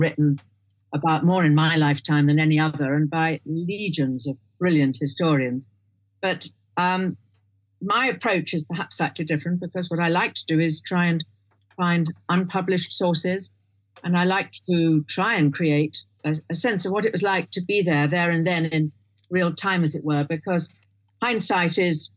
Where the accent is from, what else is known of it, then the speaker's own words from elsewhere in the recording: England, United Kingdom; moved away as an adult; also born or lived in London / Germany / China / Hong Kong; I was born in England. My father was a naval officer